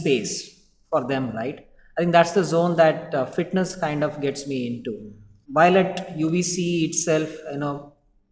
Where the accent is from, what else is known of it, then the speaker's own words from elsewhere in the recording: Bangalore, Karnataka, India; I'm a Bangalorean, born and brought up in Bangalore